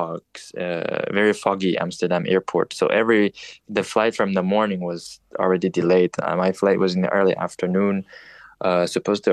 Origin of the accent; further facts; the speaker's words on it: Montreal, Quebec, Canada; also born or lived in Paris, France; I was born in Paris and then grew up in Montreal in those French-speaking countries.